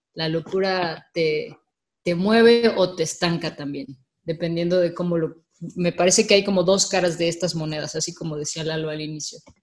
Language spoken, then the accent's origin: Spanish; Mexico; soy mexicana también